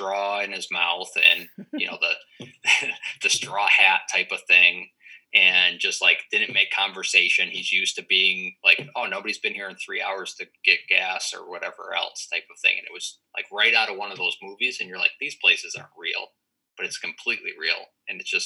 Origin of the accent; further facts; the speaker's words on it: East Coast, New England, Western Massachusetts, United States; I'm from the East Coast